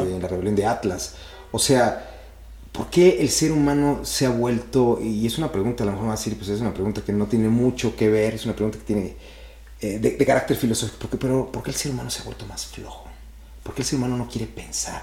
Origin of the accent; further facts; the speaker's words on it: Mexico; desde que nací en México